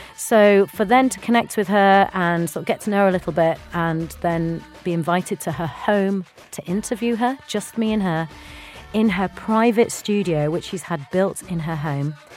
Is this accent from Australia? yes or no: no; Bradford, Yorkshire and the Humber, United Kingdom; growing up in uh, up north in Bradford in Yorkshire as an Indian girl